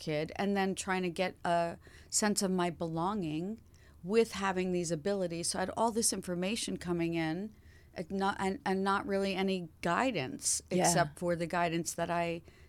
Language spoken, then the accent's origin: English; New York, United States; Originally, I was born in New York City.